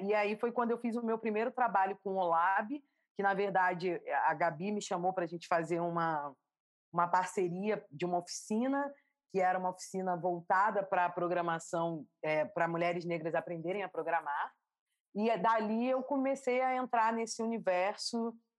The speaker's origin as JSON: {"language": "Portuguese", "region": "Rio de Janeiro", "country": "Brazil", "tie": "born or raised there", "accent": "carioca", "said": "Eu nasci no Rio de Janeiro"}